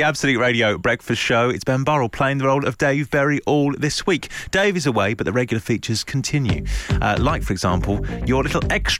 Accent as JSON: {"language": "English", "region": "London", "country": "United Kingdom", "said": "Well, I'm from South London and I've just lost the accent."}